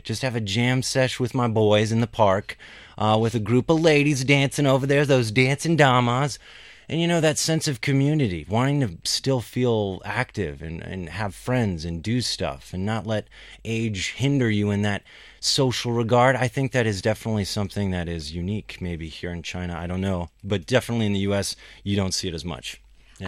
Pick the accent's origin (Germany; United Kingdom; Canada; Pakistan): Pakistan; I'm from Pakistan.